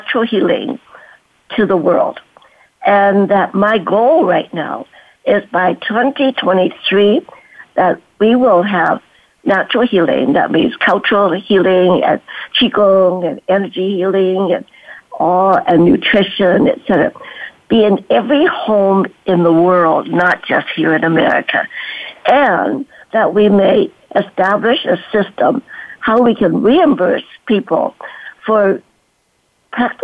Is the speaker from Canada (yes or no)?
yes; Duncan, British Columbia, Canada; also born or lived in China; I grew up in Canada in a little town of Duncan